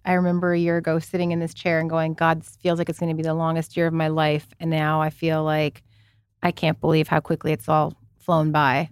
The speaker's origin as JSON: {"language": "English", "country": "Canada", "moved": "yes", "said": "as a Canadian who never celebrated Thanksgiving, even the Canadian one, 'cause my parents were not Canadian. They were, you know, European"}